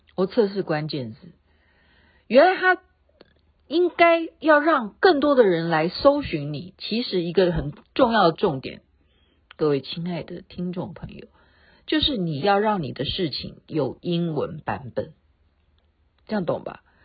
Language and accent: Chinese; Taoyuan, Taiwan; 我是台湾的， 台湾桃园的